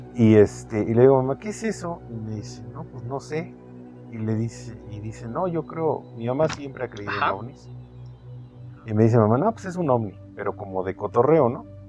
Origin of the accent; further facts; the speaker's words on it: Mexico; nosotros los mexicanos